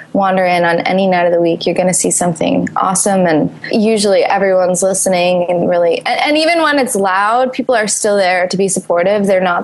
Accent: New York City, New York, United States; moved away as an adult; now in Los Angeles, United States; I live in LA. I'm from New York. I've been in Los Angeles for about 6 years now. Second, I'm Italian.

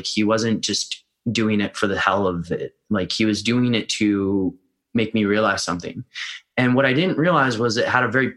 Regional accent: United States; moved away; I'm American

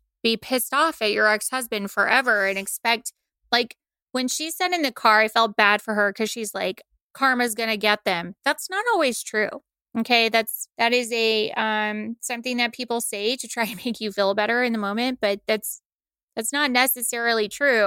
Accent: the South, United States; I'm from the South

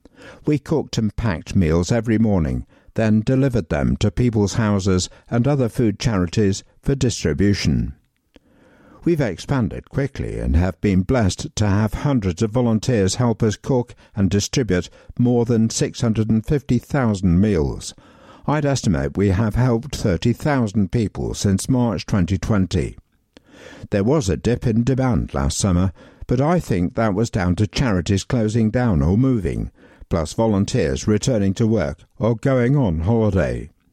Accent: Netherlands; now in London, United Kingdom; I'm from the Netherlands, but I lived near Emirates Stadium until recently moving to East London as part of my job

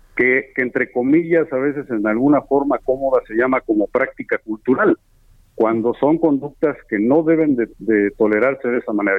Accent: State of Mexico, Mexico; Allá en el Estado de México, de donde soy yo

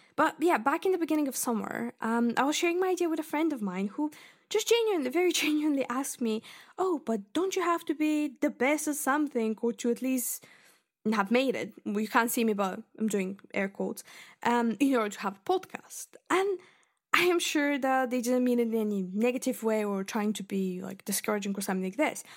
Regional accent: Bulgaria; English is a second language; moved away as an adult; now in Scotland, United Kingdom; I was born in Bulgaria and I lived there until I was nineteen and I moved to uni, basically, here

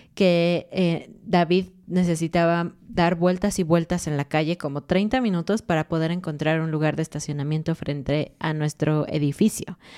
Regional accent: Mexico City, Mexico; moved away as an adult; now in Querétaro, Mexico; somos de Ciudad de México, así que eso es lo que conocemos, lo que lo que vivimos durante muchos años

